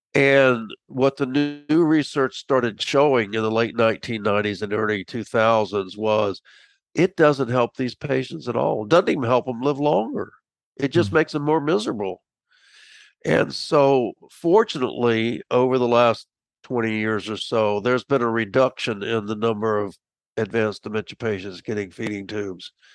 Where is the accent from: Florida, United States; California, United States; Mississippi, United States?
Florida, United States; Tampa; moved away as an adult; also born or lived in Miami, Florida / Macon, Georgia / Washington, DC area; I grew up in Tampa